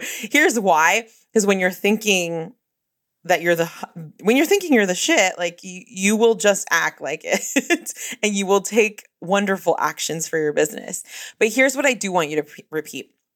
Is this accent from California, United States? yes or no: yes; Bay Area, California, United States; I'm from the Bay Area